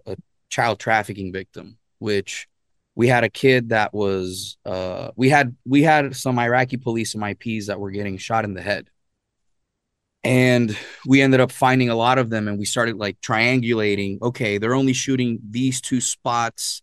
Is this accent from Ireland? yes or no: no; Arecibo, Puerto Rico; moved away as an adult; I was born and raised in Puerto Rico, and actually in Arecibo, Puerto Rico is where I was raised.